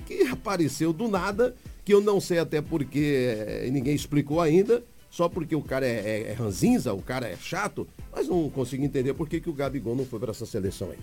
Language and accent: Portuguese; Brazil; como brasileiro, amante do futebol